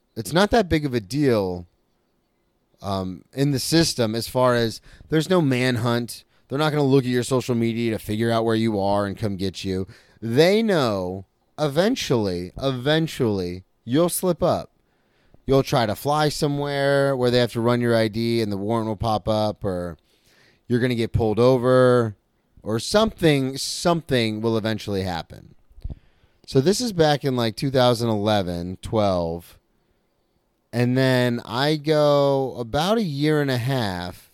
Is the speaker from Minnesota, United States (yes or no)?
no; Florida, United States; I was a comic from Florida